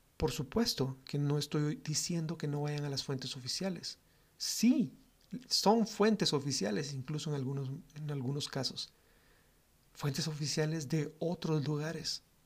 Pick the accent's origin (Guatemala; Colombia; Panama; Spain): Guatemala; los guatemaltecos siempre somos cálidos en nuestro trato con las personas